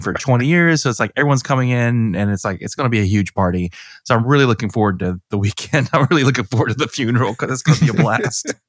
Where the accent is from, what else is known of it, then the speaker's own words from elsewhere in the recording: Georgia, United States; I'm from Georgia